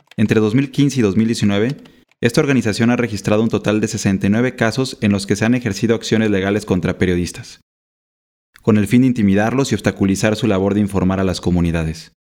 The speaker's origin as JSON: {"language": "Spanish", "country": "Mexico", "said": "periodista mexicano."}